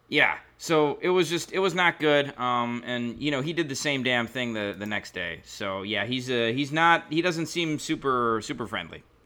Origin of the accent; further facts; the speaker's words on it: Milwaukee, Wisconsin, United States; I'm from Milwaukee